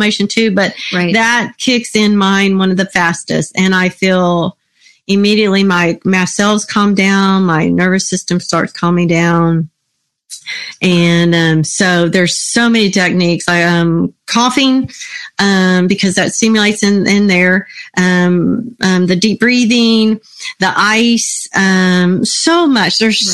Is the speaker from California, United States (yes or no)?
no; Texas, United States; I'm from Texas.